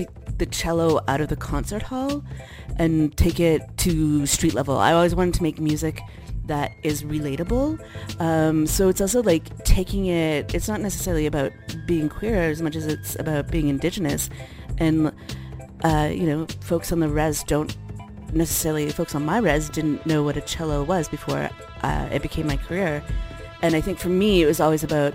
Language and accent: English; Edmonton, Alberta, Canada; now in Toronto, Canada; Edmonton Public School, where I grew up in Edmonton, Alberta